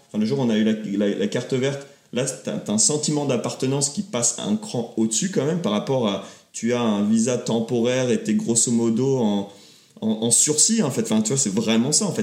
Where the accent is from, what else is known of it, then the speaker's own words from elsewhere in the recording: France; now in United States; on est français